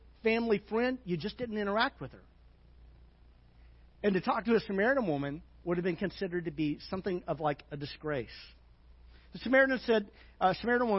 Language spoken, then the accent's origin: English; Little Rock, Arkansas, United States; when I grew up in Little Rock, there was a part of town you did not drive through